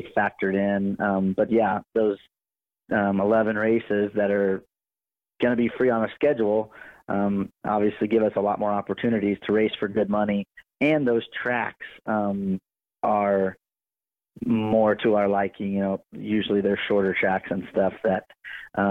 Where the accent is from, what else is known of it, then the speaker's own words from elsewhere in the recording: Oklahoma, United States; wing sprint cars was what I grew up around in Oklahoma